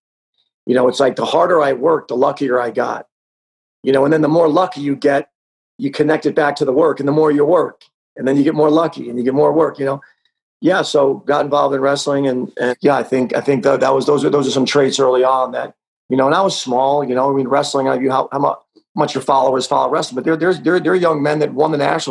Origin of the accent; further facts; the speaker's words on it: Wantagh, New York, United States; I grew up on Long Island, New York, a wonderful little town called Wantagh